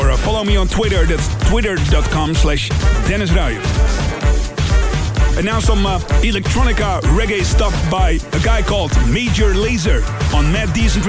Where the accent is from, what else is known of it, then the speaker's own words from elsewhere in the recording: Netherlands; moved away as an adult; now in Tokyo, Japan; I'm originally from Holland, but my boyfriend is Japanese, and I thought, hey, why not move to Tokyo?